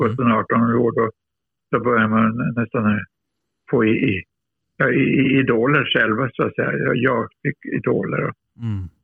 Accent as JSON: {"language": "Swedish", "town": "Luleå", "region": "Norrbotten County", "country": "Sweden", "tie": "born or raised there", "said": "jag är norrlänning, jag är seg."}